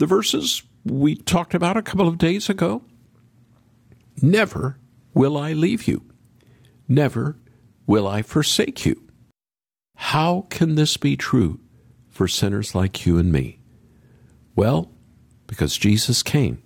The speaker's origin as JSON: {"language": "English", "country": "United States", "accent": "American", "said": "as you can tell from my American accent, I am not British"}